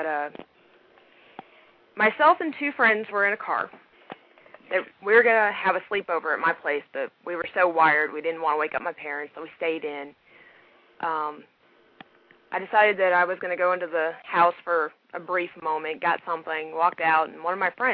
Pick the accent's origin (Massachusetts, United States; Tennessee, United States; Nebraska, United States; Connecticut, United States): Tennessee, United States; now in Okinawa, Japan; I'm technically from Tennessee, which is where the 615 comes from, but I'm in Okinawa right now